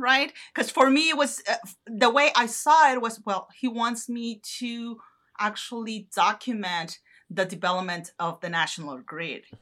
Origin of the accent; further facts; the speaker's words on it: northern Mexico, Mexico; moved away; in the north uh, close to my hometown